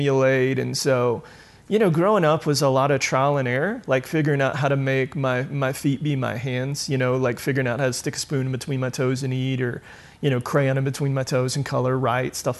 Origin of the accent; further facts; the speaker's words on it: Julian, North Carolina, United States; I grew up rural North Carolina